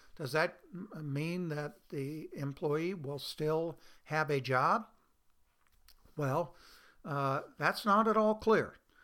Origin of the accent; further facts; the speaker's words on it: Oregon, United States; my home state of Oregon